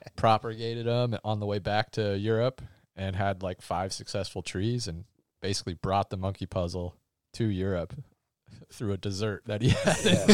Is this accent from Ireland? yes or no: no; North Dakota, United States; also born or lived in Ashland, Oregon; now in Oregon, United States; I'm from North Dakota, and my dad was building a garage